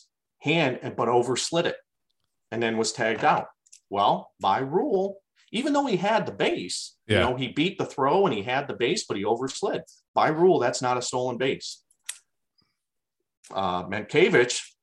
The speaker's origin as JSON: {"language": "English", "town": "Perrysburg", "region": "Ohio", "country": "United States", "said": "I'm from Perrysburg too."}